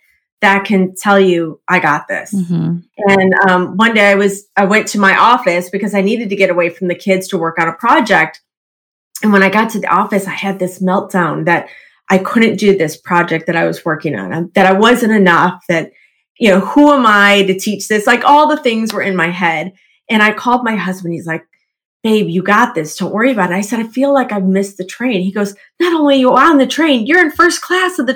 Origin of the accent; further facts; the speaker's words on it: Midwest, United States; I grew up in the Midwest, lots of tornadoes.